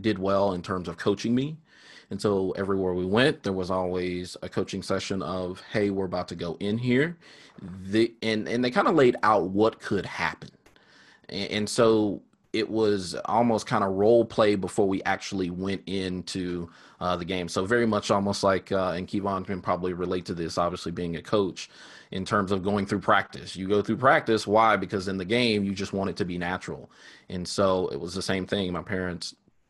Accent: Sherman, Texas, United States; I grew up in Sherman, Texas

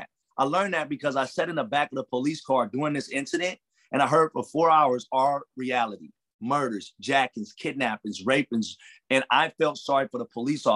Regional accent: Los Angeles, California, United States; also born or lived in Compton, California; I come from Watts, I come from Compton

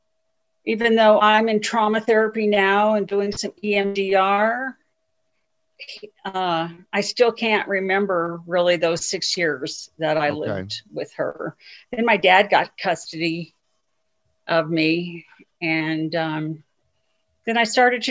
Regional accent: Lakewood, Colorado, United States; now in Denver, United States; I grew up in Lakewood and graduated from Lakewood High

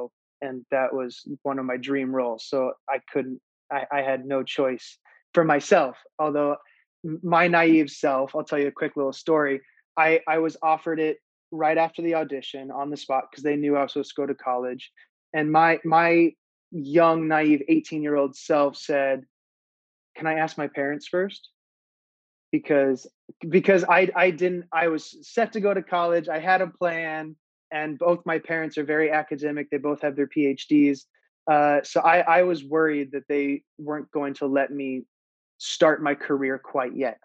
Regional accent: Iowa, United States; I grew up in the Midwest. I grew up in Iowa

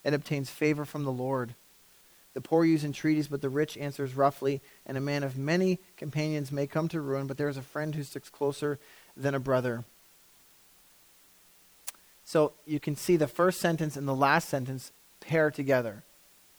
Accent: Canada; we're so Canadian

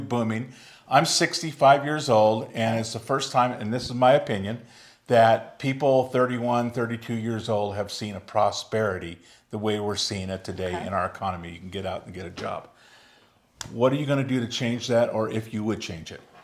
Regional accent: United States; as an American

